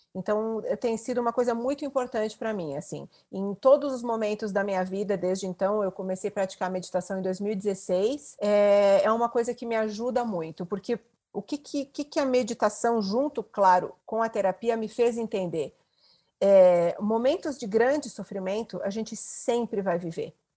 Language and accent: Portuguese; interior of Rio Grande do Sul, Brazil; a internet chegou na minha cidade, eu sou do interior do Rio Grande do Sul, eu já tinha 18 anos.